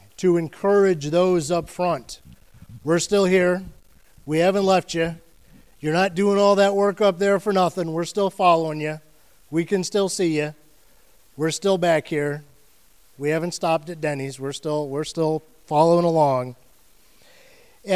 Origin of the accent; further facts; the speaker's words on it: Ohio, United States; now in Florida, United States; I'm from Ohio